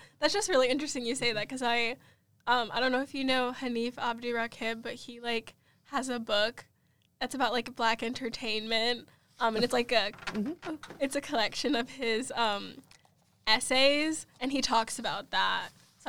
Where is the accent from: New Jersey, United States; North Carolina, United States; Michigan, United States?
North Carolina, United States; Raleigh; Oh, what part of North Carolina? I'm from Raleigh.